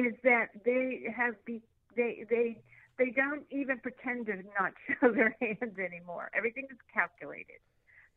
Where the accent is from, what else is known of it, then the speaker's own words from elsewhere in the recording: Pittsburgh, Pennsylvania, United States; I'm from Pittsburgh.